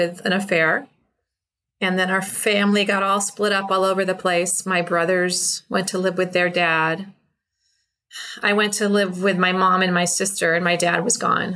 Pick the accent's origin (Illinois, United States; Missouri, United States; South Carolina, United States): Illinois, United States; Chicago; I grew up in Chicago